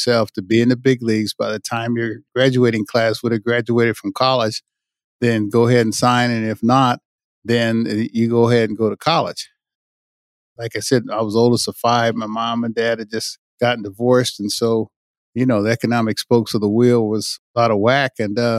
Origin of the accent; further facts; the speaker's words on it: Bay Area, California, United States; I'm from the Bay Area